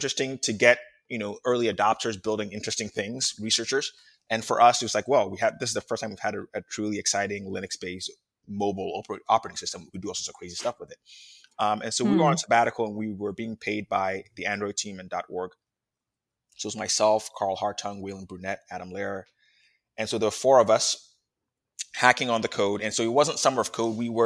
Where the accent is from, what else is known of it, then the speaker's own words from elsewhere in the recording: Ghana; moved away; I was born in Ghana